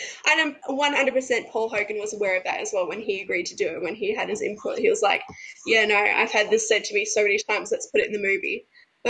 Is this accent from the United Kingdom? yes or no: no; Australia; as an Australian